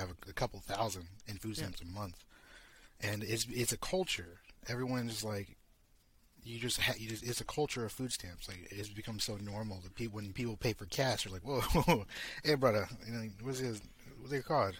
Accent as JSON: {"language": "English", "region": "the South", "country": "United States", "moved": "yes", "said": "I'm from the South United States"}